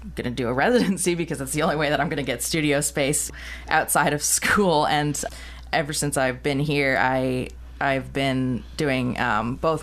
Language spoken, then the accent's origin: English; New York, United States; moved away as an adult; I am from New York, and I moved here for my residency in October